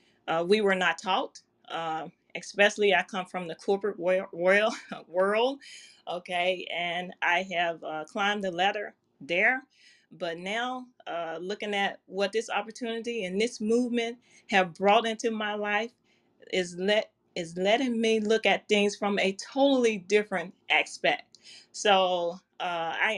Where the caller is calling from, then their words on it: Memphis, Tennessee, United States; I am calling in from Memphis, Tennessee